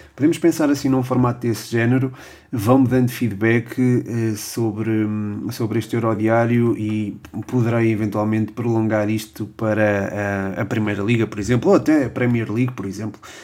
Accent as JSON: {"language": "Portuguese", "country": "Portugal", "said": "sou português"}